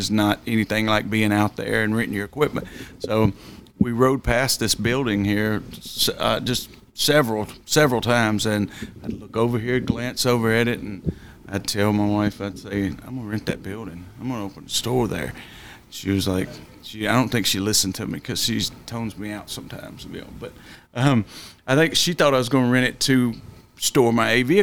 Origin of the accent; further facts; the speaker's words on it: Nashville, Tennessee, United States; I grew up in East Nashville in projects my whole life.